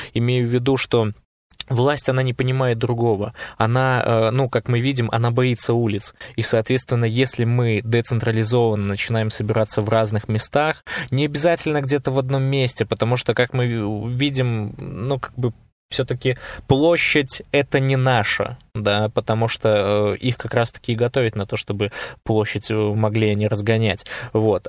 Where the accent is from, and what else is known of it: Belarus